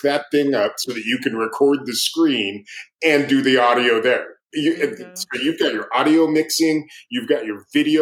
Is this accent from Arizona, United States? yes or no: yes; Page, Arizona, United States; also born or lived in Phoenix, Arizona; I grew up in Arizona. I was born in Phoenix, but where I grew up is 9 miles from the southern Utah border.